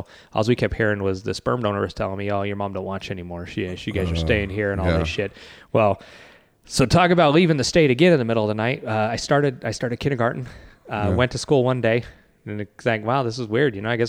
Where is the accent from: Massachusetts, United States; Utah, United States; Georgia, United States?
Utah, United States; Salt Lake City; also born or lived in Blackfoot, Idaho; growing up in Utah. Yeah. So we ended up making our home in Salt Lake City for a while.